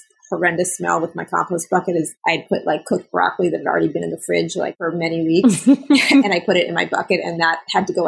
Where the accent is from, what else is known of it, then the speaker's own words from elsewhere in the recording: New York City, New York, United States; I'm from New York City